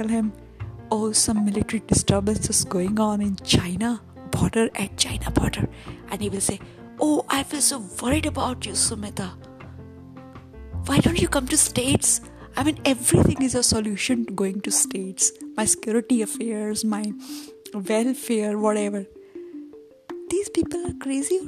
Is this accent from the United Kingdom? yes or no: no; India; I love my India.